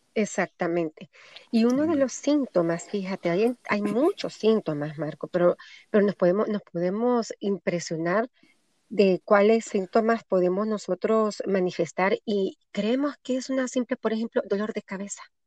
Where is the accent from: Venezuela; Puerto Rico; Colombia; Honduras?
Honduras; moved away; en mi país, en Honduras